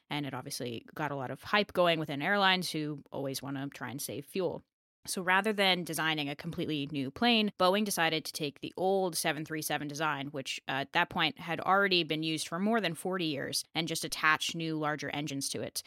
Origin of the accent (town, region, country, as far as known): United States